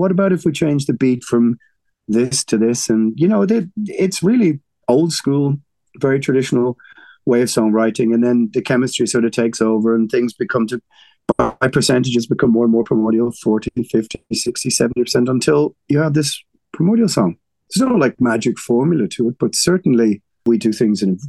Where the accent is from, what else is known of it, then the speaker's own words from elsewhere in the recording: Ireland; We're Irish